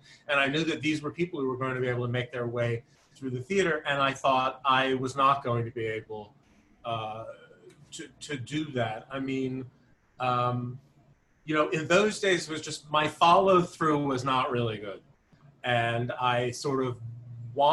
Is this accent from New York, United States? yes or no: yes; Albertson, New York, United States; I grew up on Long Island